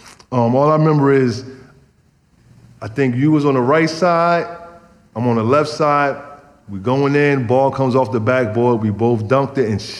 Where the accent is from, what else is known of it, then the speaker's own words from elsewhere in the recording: New Jersey, United States; I get it. I'm from Jersey. You know, Jersey always get overlooked, so I'm like, okay, cool.